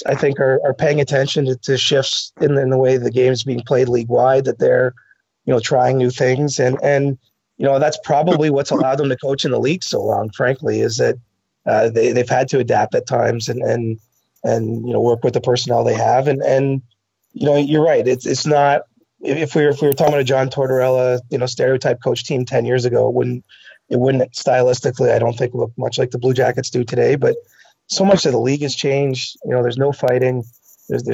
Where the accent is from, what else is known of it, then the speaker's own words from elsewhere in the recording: Canada; I'm Canadian